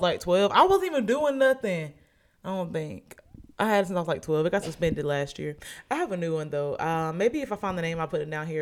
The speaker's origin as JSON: {"language": "English", "town": "Oxford", "region": "Alabama", "country": "United States", "said": "I'm Oxford"}